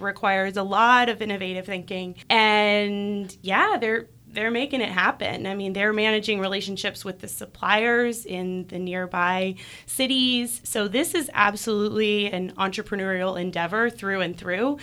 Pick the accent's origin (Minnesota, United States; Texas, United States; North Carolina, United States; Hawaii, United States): North Carolina, United States; Chapel Hill; also born or lived in Durham; I'm from Chapel Hill.